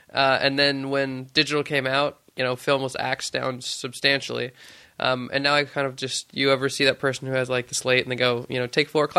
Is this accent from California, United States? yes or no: yes; Stockton, California, United States; Yeah, I grew up in beautiful suburbia in small Stockton. And I was raised there for 19 years and then moved away.